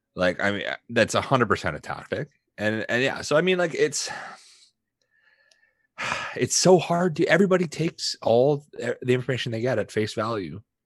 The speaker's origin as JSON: {"language": "English", "country": "Canada", "said": "I'm a Canadian"}